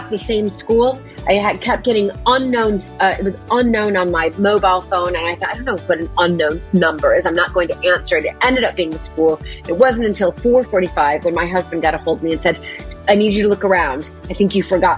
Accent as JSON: {"language": "English", "area": "a small town outside Chicago", "region": "Illinois", "country": "United States", "tie": "born or raised there", "accent": "American", "moved": "as an adult", "lives_now": "Dorset, United Kingdom", "said": "born and raised in a small town outside Chicago"}